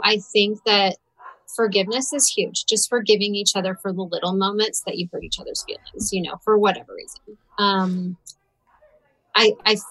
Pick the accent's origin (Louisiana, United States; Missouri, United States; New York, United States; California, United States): Missouri, United States; St. Louis; I'm from St. Louis.